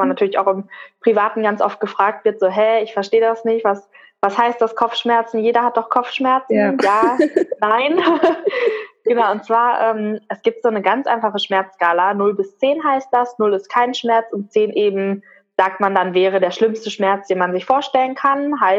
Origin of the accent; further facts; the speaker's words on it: North Rhine-Westphalia, Germany; moved away as an adult; ich bin für die Ausbildung damals alleine hier hochgezogen in den Norden. Ich komme ursprünglich aus dem Ruhrgebiet